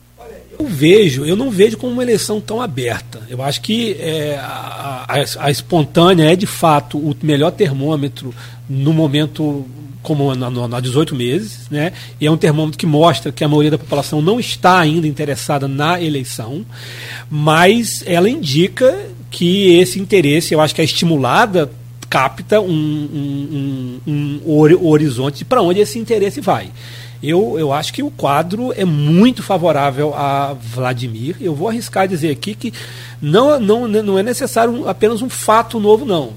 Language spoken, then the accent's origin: Portuguese; Rio de Janeiro, Brazil; eu sou interiorano